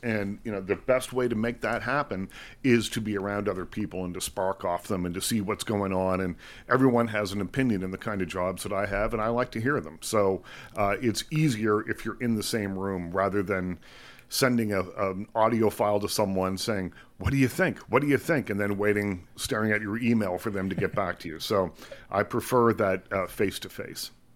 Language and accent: English; Liverpool, Nova Scotia, Canada; also born or lived in Bridgewater, Nova Scotia; I do remember growing up in Liverpool, though. We moved when I was quite young, grew up there, uh, from the time I was probably three or something like that.